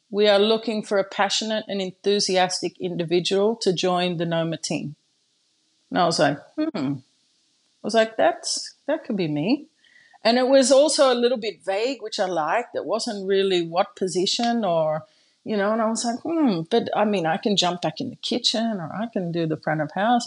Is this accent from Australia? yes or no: yes; Australia; now in Japan; I am an Australian girl living in Japan with a Dutch passport.